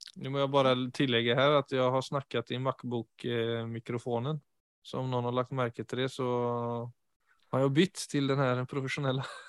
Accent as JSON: {"language": "Norwegian", "country": "Sweden", "second_language": "Norwegian", "moved": "yes", "lives_now": "Oslo, Norway", "said": "jeg er jo svensk, ikke sant? så jeg jo, kommer jo fra et enormt sosialt nettverk i Sverige."}